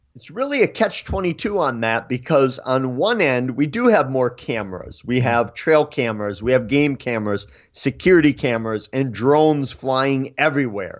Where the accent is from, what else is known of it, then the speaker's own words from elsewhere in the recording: Eau Claire, Wisconsin, United States; I was born and raised in Eau Claire.